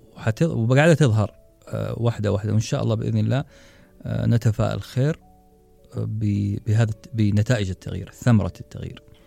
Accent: Saudi Arabia; إحنا كعرب أو كسعوديين

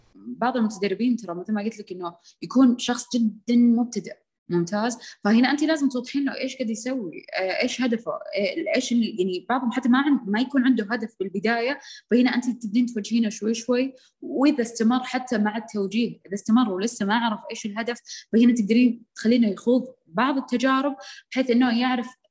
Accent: Saudi Arabia; عندنا بالسعوديه

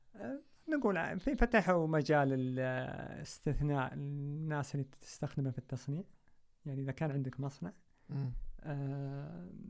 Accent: Saudi Arabia; احنا كسعوديين

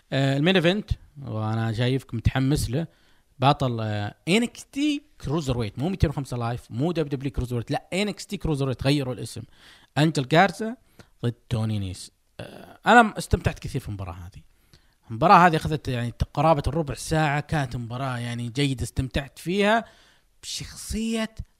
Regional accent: Saudi Arabia; انا سعودي فولدت آه، ونشأت وكبرت وسأموت وأنا أحمل هذه الجنسية

